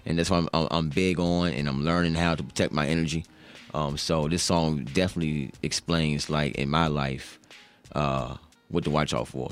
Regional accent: Charlottesville, Virginia, United States; growing up in Charlottesville

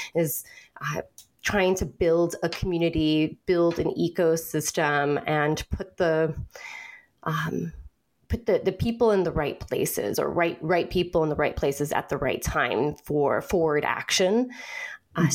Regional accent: California, United States; now in Pacific Northwest, United States; I'm a Californian

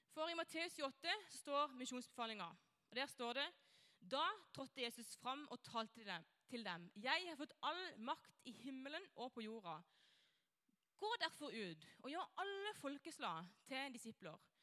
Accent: Norway; jeg er kristen, kommer fra Norge.

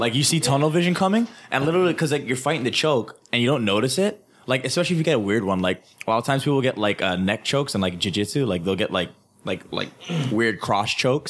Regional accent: Hawaii, United States; the majority of people I grew up with in Hawaii just believe that.

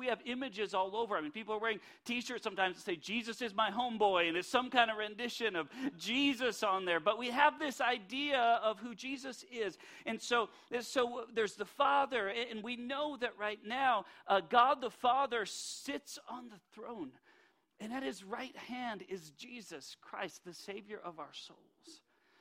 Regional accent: Minot, North Dakota, United States; we are from Minot, North Dakota, and we are North Dakotans

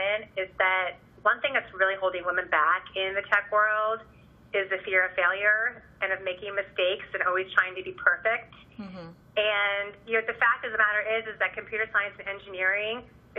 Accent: Tiburon, California, United States; my hometown, of all things, in Tiburon, California

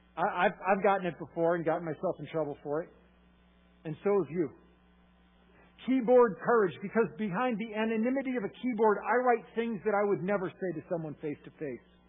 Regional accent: Massachusetts, United States; I am from Massachusetts

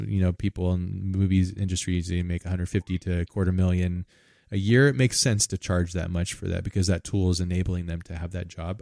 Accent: United States; I'm from America

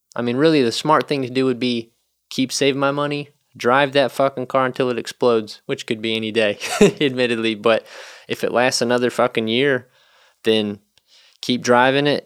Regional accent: North Carolina, United States; moved away as an adult; also born or lived in Nashville, Tennessee; now in Chicago, United States; I'm from the South, you know, in North Carolina and then lived in Nashville

